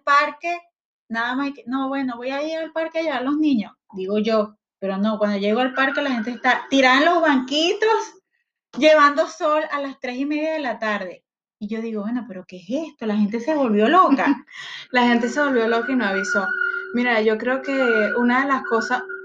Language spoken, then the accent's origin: Spanish; Guatire, Miranda, Venezuela; moved away; Yo soy de Guatire